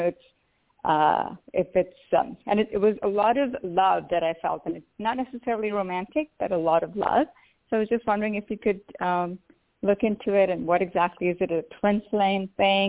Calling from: Pennsylvania, United States; And I'm calling from Pennsylvania.

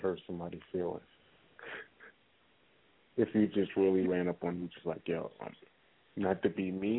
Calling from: New York City, New York, United States; I'm calling from Brooklyn. Calling from Brooklyn.

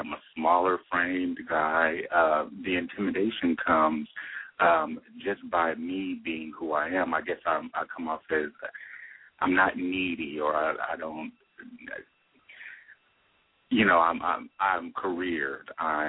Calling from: Los Angeles, California, United States; California, Los Angeles.

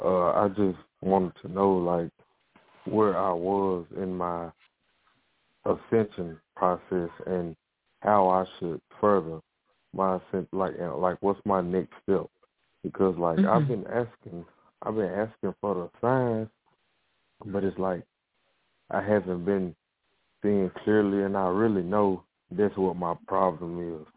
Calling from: Jackson, Tennessee, United States; I'm calling from Jackson, Tennessee.

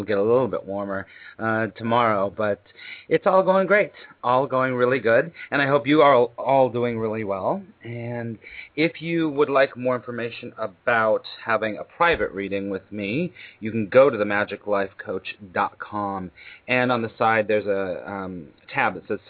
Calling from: New York City, New York, United States; I'm calling you from New York City

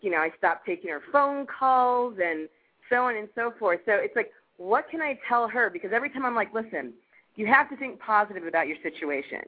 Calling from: Los Angeles, California, United States; calling from Los Angeles

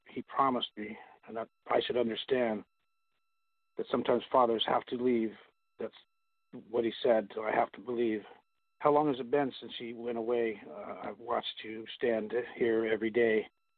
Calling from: California, United States

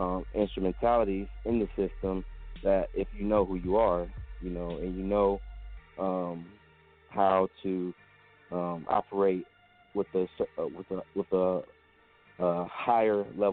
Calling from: Atlanta, Georgia, United States; I'm calling from Atlanta.

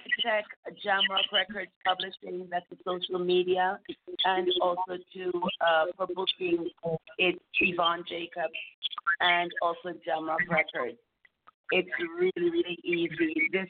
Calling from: Japan; Calling from Canada, but I am originally from Japan.

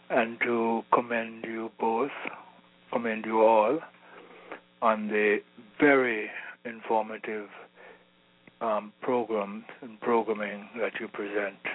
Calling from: South Florida, United States; I'm calling from South Florida.

